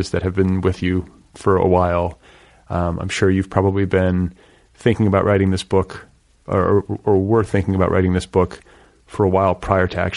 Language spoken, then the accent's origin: English; Milwaukee, Wisconsin, United States; I grew up in Milwaukee, so part of my childhood. So those winters are no joke.